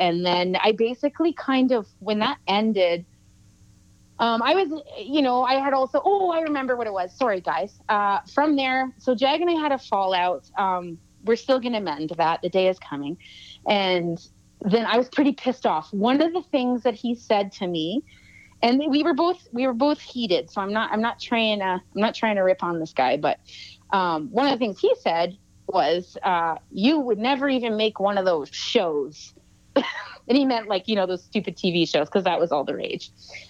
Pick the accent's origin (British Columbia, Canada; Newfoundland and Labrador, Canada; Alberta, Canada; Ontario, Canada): British Columbia, Canada; Salmon Arm; I'm also from Salmon Arm, BC.